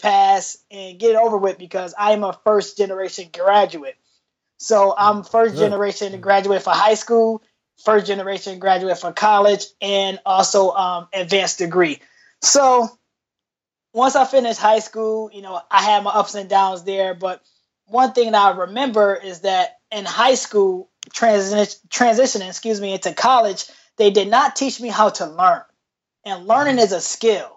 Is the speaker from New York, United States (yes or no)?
yes; Rochester, New York, United States; moved away as an adult; now in Portland, United States; I am from Rochester, New York. I went to School of the Arts.